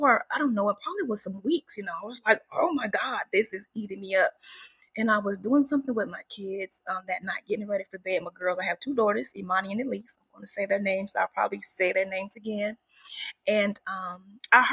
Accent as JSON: {"language": "English", "town": "Woodbine", "region": "Georgia", "country": "United States", "tie": "born or raised there", "said": "I grew up in the big town, small town of Camden County, Georgia, and the town is Woodbine. So it is in South Georgia"}